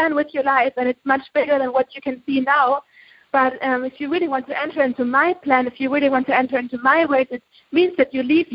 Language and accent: English; Germany; moved away as an adult; I'm from Germany. I grew up in Germany all my life